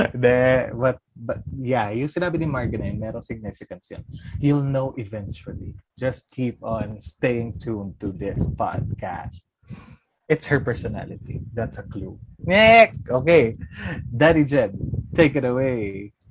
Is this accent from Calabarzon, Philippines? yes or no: yes; Biñan, Calabarzon, Philippines; I'm from Laguna. Live in Binyan, Laguna.